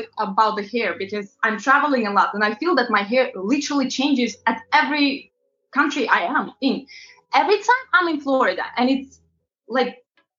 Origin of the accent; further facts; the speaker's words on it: Latvia; English is a second language; also born or lived in London, United Kingdom; now in New York, United States; I'm originally from Eastern Europe, very, very small country called Latvia.